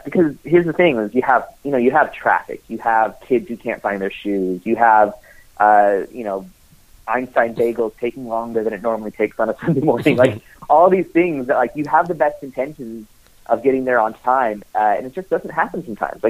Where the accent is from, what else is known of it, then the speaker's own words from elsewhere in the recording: United States; as an American